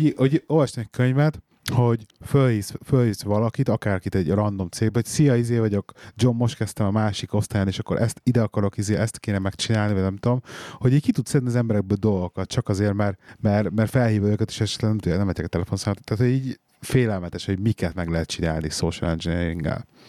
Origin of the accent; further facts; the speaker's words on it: Hungary; now in England, United Kingdom; mi itt vagyunk ugye angliai magyarok